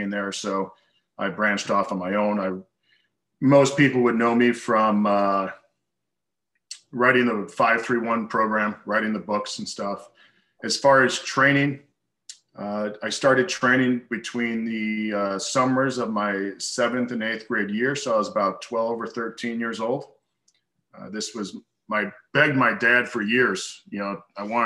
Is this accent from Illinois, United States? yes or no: yes; Chicago, Illinois, United States; moved away as an adult; also born or lived in Arizona / Kentucky; I grew up just outside of Chicago